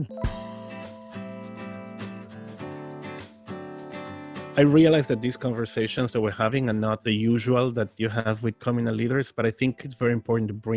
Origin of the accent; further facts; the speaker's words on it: Argentina; first language Spanish and Hebrew; English is a second language; I'm from Argentina